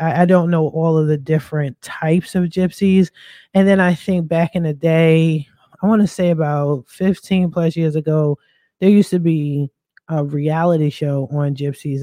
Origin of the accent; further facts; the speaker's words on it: Philadelphia, Pennsylvania, United States; moved away; I'm a East Coast girl, I'm from Philly